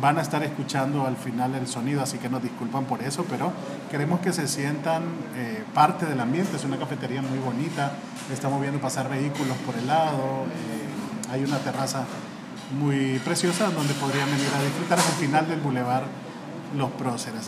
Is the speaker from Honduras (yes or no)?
yes; Honduras; soy periodista y soy abogado de Honduras